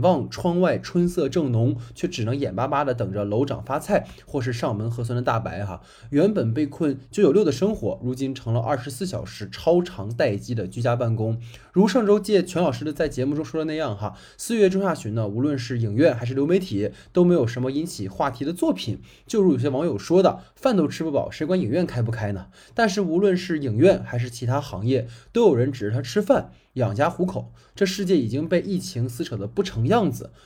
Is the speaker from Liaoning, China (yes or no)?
yes; Dalian, Liaoning, China; moved away; 因为我老家大连的嘛